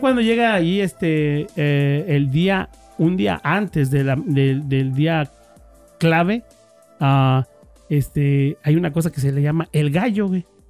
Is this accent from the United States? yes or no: no; Querétaro, Mexico; yo soy allí de Querétaro, Querétaro